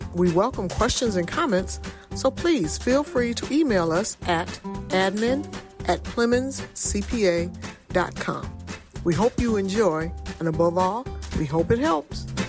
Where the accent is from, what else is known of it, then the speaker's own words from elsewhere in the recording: Michigan, United States; I come from Michigan, and it's a union state, union environment